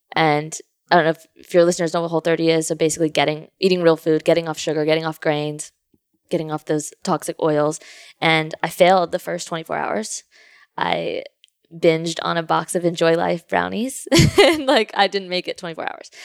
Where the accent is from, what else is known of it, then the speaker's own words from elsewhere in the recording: Houston, Texas, United States; also born or lived in Louisiana; I grew up in Kingwood, Texas, Houston